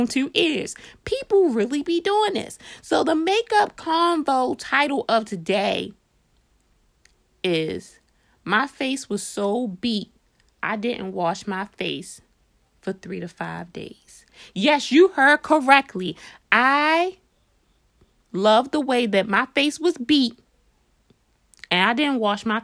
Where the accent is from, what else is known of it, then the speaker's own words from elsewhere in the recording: Baltimore, Maryland, United States; we're from Baltimore, we're straight fresh out of Baltimore